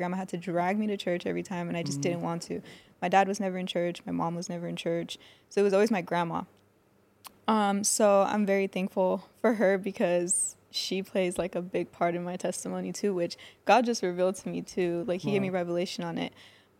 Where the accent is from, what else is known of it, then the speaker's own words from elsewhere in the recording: Fontana, California, United States; So I was born and raised in Fontana. I moved around a lot, like, as a kid, because my parents were separated.